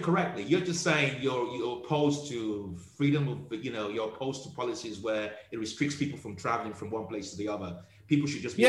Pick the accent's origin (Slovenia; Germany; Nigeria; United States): Nigeria; moved away; also born or lived in United Kingdom; I'm from Nigeria.